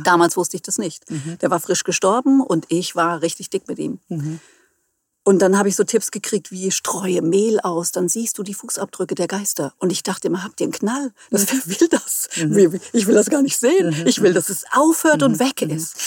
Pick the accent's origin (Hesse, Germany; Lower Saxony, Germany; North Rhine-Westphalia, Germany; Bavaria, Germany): Hesse, Germany; near Friedberg; moved away as an adult; now in Hamburg, Germany; Ich komme ursprünglich aus dem Hessenland, mhm. bin dort auch geboren, also in der Nähe von Friedberg